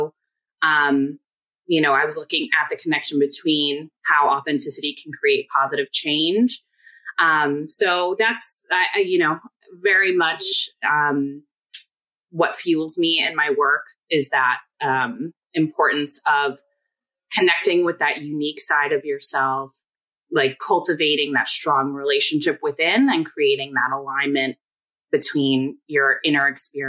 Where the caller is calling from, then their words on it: Queens, New York, United States; So I'm coming from Queens, New York, about 15 minutes outside of Manhattan.